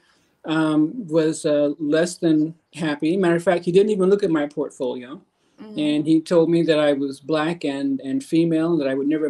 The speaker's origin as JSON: {"language": "English", "town": "Omaha", "region": "Nebraska", "country": "United States", "tie": "born or raised there", "moved": "as an adult", "lives_now": "California, United States", "said": "I'm from Omaha, Nebraska, and interesting place to grow up."}